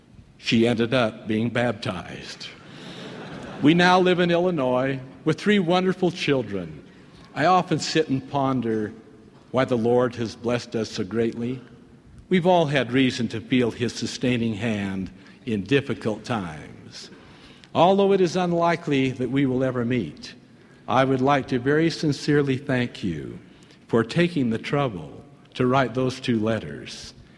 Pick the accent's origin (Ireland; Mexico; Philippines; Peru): Ireland; moved away as an adult; also born or lived in Canada; In 1957, at the age of 21, I emigrated from Ireland, where I had grown up, to Canada.